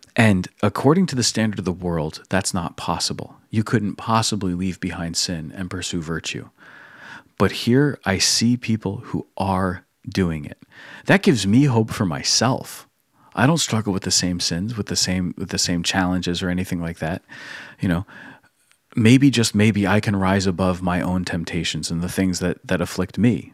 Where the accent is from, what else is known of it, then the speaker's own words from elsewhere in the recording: United States; as an American